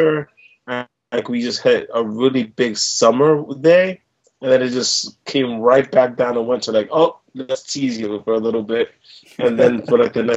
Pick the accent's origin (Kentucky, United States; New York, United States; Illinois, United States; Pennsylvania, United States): New York, United States; New York City; born and raised in New York City